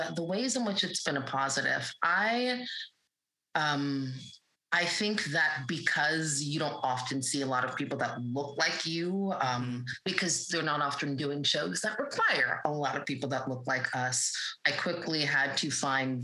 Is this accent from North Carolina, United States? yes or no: yes; North Carolina, United States; I grew up in North Carolina